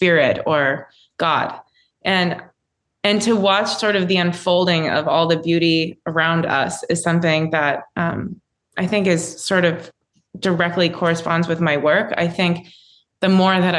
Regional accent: Florida, United States; growing up in Florida

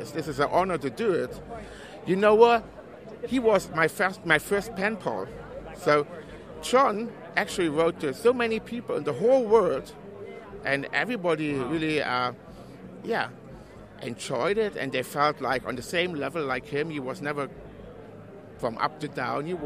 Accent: Germany; English is a second language; I'm actually from Germany and uh, I'm just over for the weekend

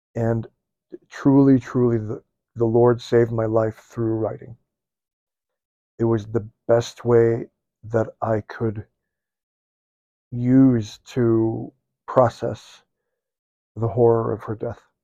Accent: Midwest, United States; I'm born and raised in the Midwest

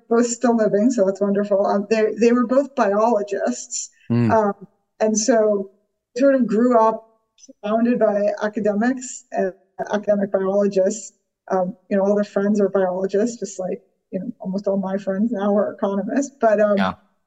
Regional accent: New York City, New York, United States; I grew up in New York City

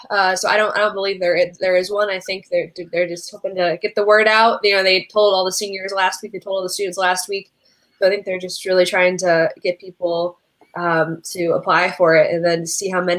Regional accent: Toledo, Ohio, United States; now in Columbus, United States; not, not from around Columbus. I'm from the Toledo area

